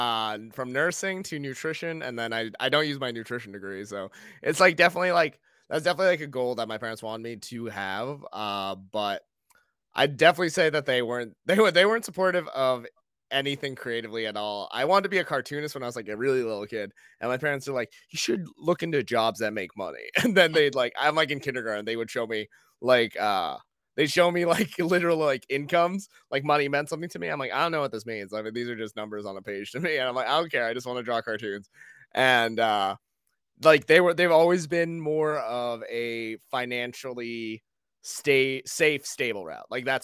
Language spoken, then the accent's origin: English; New England, United States; And then because I grew up in New England, I thought Dane Cook was hilarious.